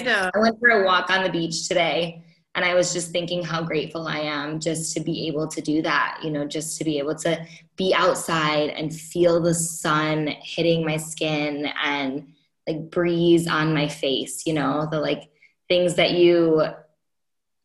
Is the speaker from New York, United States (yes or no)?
yes; Rochester, New York, United States; moved away as an adult; I'm from Rochester